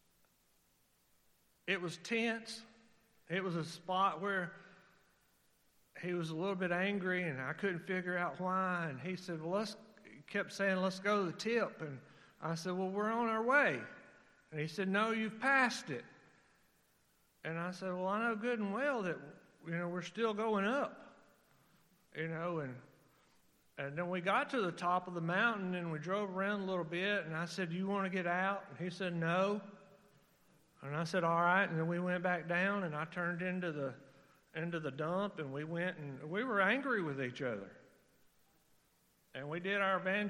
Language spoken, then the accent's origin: English; Mississippi, United States; moved away; We're from Mississippi